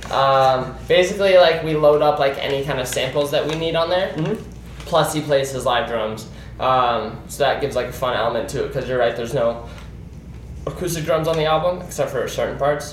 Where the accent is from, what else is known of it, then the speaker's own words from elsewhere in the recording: Scottsdale, Arizona, United States; We're born and raised in Scottsdale